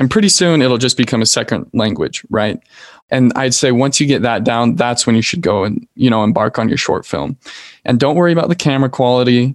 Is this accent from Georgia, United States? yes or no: no; Salt Lake City, Utah, United States; I'm from Salt Lake, Utah.